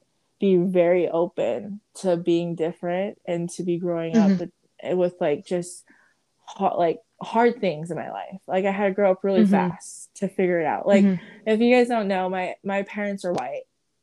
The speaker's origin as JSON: {"language": "English", "country": "Samoa", "tie": "born there", "said": "But yes, I was born in Samoa, Western Samoa, and I was the 12th child."}